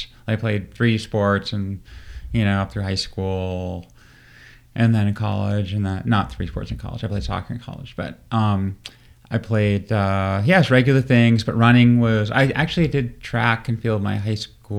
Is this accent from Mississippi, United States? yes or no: no; Portland, Maine, United States; In Maine, near Portland, Maine.